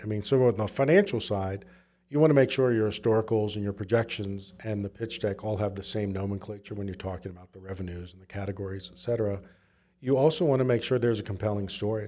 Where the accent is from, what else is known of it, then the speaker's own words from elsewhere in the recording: Southwest Virginia, United States; also born or lived in Memphis / San Francisco; now in Utah, United States; I grew up in Southwest Virginia.